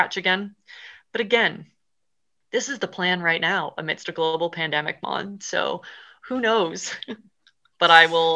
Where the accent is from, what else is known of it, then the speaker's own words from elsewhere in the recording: Canada; moved away as an adult; now in Scotland, United Kingdom; I am a Canadian girl